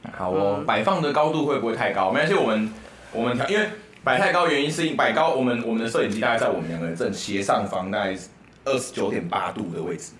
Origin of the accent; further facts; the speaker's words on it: Taiwan; 我们台湾人要说午安啊，不要说下午好